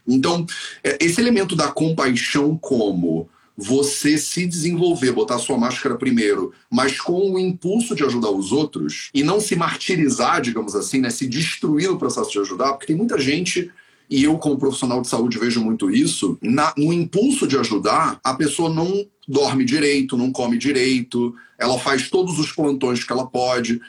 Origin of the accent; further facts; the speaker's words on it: Rio de Janeiro, Brazil; Eu sou carioca